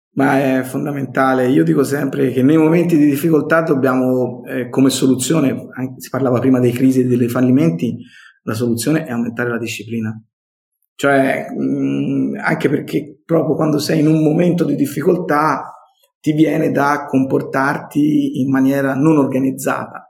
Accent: Montelupo Fiorentino, Tuscany, Italy; accent: Tuscan; Sono toscano, come credo si senta dal mio accento, classe 1972

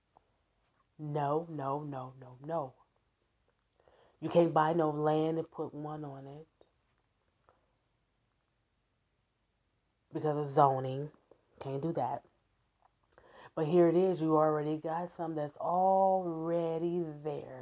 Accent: Omaha, Nebraska, United States; I'm from Omaha, Nebraska. I live in Omaha, Nebraska

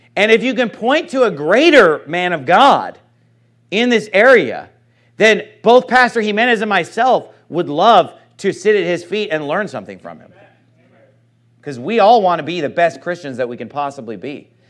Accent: Sacramento, California, United States; moved away; My hometown, I, I love Sacramento

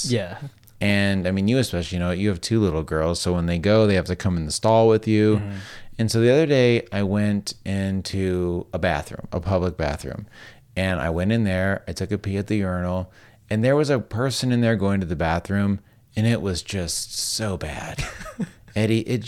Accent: the South, United States; I'm from the South.

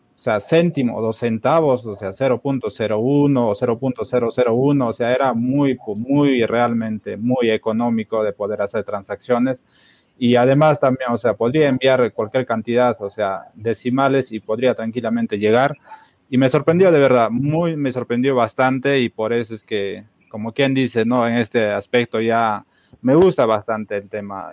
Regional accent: Peru; nosotros en, el Perú somos pues bastante practicantes del trueque

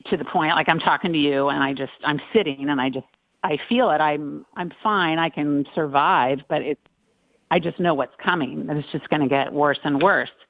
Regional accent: Long Beach, California, United States; I grew up in Long Beach

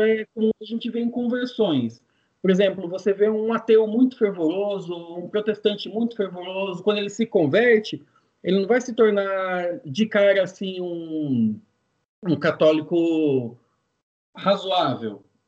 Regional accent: São José dos Campos, São Paulo, Brazil; eu sou de São José dos Campos, pertinho da capital de São Paulo, terra do avião

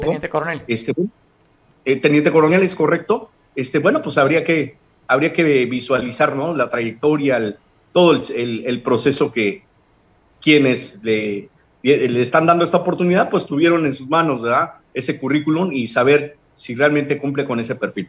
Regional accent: Guerrero, Mexico; En nuestro pueblo de Guerrero ya, digo, te lo digo como ciudadano

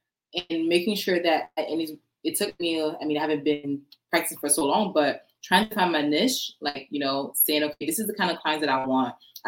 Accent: Orlando, Florida, United States; So I'm mainly from Orlando.

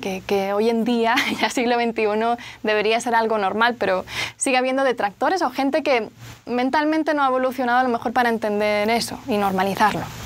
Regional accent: Barcelona, Catalonia, Spain; soy de Barcelona, de España, el acento se nota

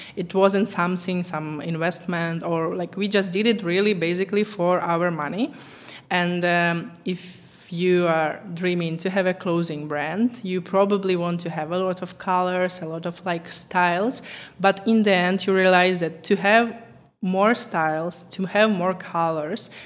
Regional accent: Ukraine; English is a second language; moved away as an adult; now in Czech Republic; I was born in Ukraine, but I'm living in Czech Republic for last 10 years.

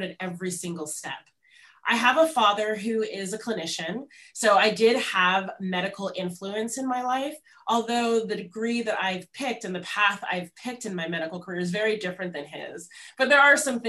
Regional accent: Los Angeles, California, United States; moved away as an adult; I grew up in Los Angeles, where I'm speaking to you from here today

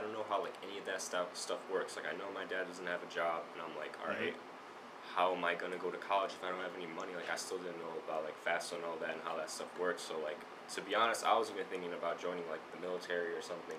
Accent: River Forest, Illinois, United States; I grew up in River Forest where everyone's rich

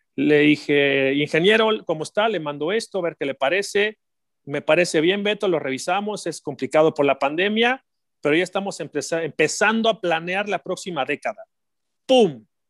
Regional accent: Mexico; como mexicanos

